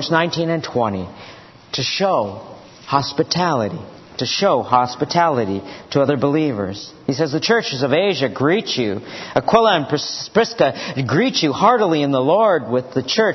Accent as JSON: {"language": "English", "town": "Washington", "region": "District of Columbia", "country": "United States", "tie": "born or raised there", "said": "I grew up in Georgetown over there by Bowling Field."}